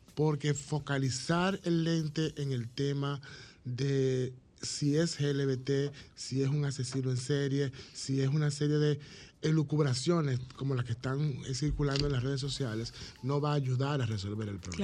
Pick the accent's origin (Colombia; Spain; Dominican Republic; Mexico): Dominican Republic; como dominicanos y dominicanas, tenemos una realidad particular.